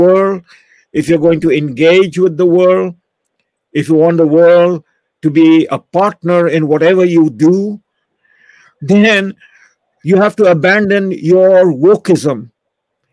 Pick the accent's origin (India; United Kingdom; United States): India; now in Canada; me growing up in India